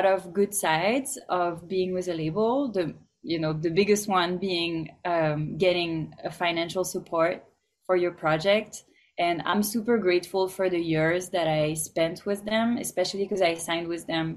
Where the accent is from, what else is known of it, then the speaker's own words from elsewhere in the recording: France; now in Los Angeles, United States; I'm from France, for example, and they didn't really like me embracing my roots